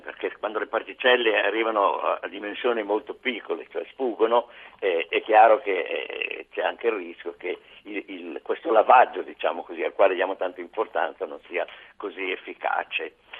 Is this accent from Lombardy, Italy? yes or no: yes; Bergamo, Lombardy, Italy; io sono di Bergamo